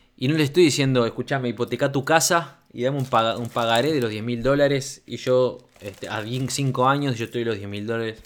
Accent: Uruguay; moved away as an adult; also born or lived in Democratic Republic of the Congo; cuando me fui al Congo en el 2014 ya no volví al Uruguay. Yo años anteriores, debido a bueno, mi carrera como relacionista público, trabajé para, bueno, para varios este, establecimientos, para discotecas muy grandes de mi país

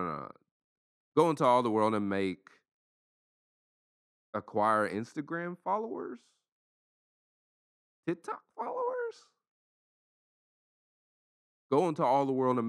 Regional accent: Lexington, Tennessee, United States; moved away; also born or lived in Central Florida; in my hometown in Lexington, Tennessee

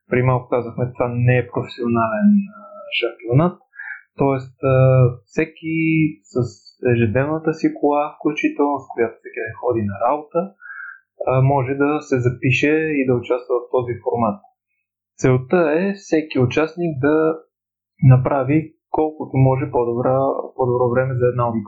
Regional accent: Pleven, Pleven Province, Bulgaria; от Плевен съм

